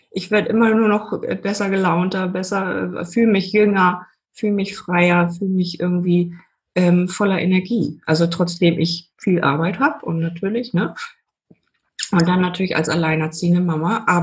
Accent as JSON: {"language": "German", "region": "Hamburg", "country": "Germany", "said": "Genau, also bei mir war das so, ich komme aus Hamburg, war sehr kreativ, habe ganz viel gemalt, meine ganze Jugend immer nur gesessen und gemalt"}